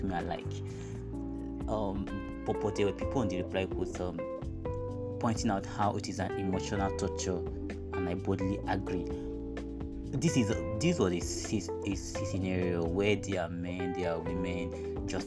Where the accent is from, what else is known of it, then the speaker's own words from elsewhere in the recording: Nigeria; I'm a Nigerian